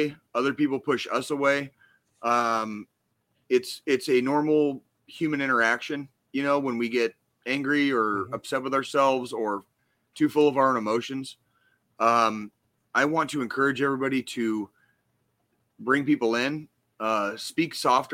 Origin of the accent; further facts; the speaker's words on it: Arizona, United States; One of my best friends I grew up with in Arizona